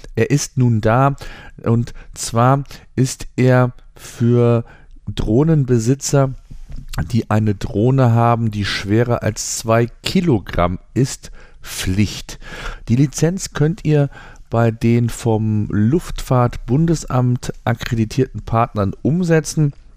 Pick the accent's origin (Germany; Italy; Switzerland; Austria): Germany; bei uns in Deutschland